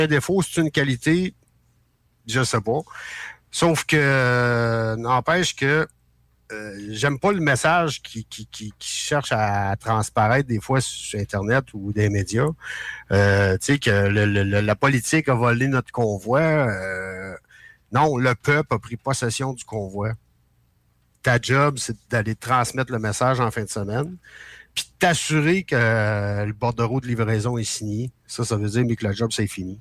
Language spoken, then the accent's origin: French; Quebec, Canada; en tant que Québécois, euh, je comprends qu'au Québec, c'est dur.